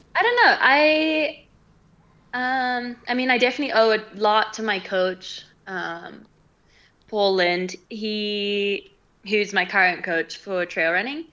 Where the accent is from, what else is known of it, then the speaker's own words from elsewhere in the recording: Zimbabwe; also born or lived in Britain (family origin); now in Colorado, United States; I am from Zimbabwe.